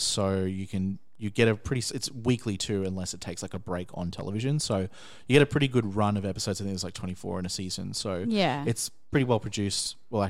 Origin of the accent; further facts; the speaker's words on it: Australia; even as an Australian